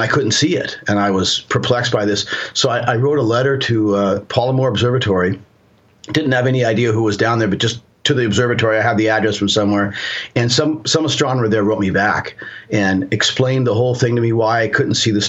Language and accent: English; Seattle, Washington, United States; also born or lived in Colorado; now in San Juan Islands, United States; where I grew up in Seattle